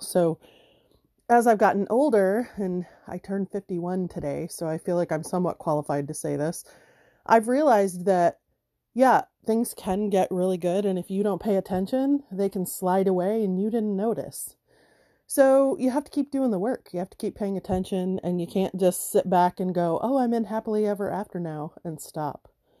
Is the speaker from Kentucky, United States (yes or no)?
no; Michigan, United States; I'm in the U.S. and I grew up in Michigan.